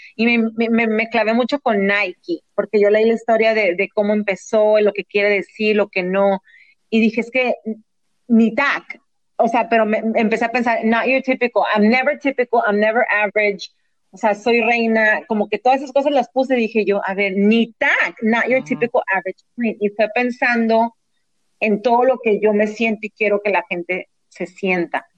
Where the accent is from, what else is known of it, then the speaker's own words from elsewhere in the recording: Mexico; also born or lived in San Diego, United States; now in Los Angeles, United States; nunca piensan que soy de México